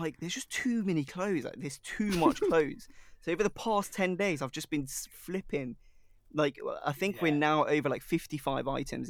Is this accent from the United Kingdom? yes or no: no; Sri Lanka; Like if someone goes, oh, where are you really from? I'll be like, oh yeah, Sri Lanka.